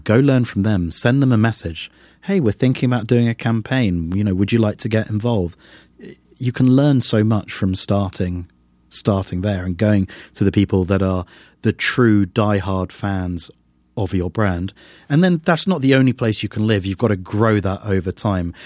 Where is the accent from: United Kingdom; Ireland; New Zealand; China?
United Kingdom; as a Brit